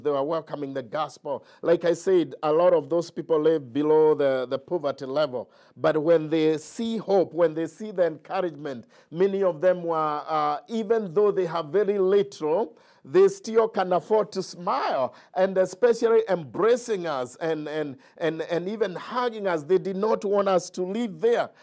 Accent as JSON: {"language": "English", "country": "Kenya", "tie": "born or raised there", "moved": "yes", "said": "I grew up in Kenya"}